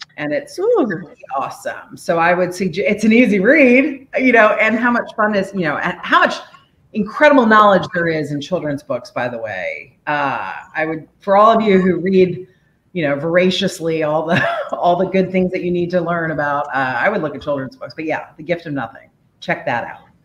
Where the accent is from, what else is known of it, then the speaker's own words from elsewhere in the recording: Washington, District of Columbia, United States; also born or lived in Korea; now in Oakland Park, United States; I was born in Korea in 1975. I grew up in the DC area